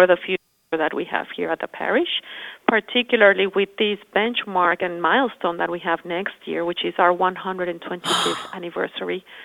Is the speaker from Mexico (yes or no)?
yes; Mexico City, Mexico; moved away as an adult; also born or lived in Spain; I was born in Mexico City and I studied architecture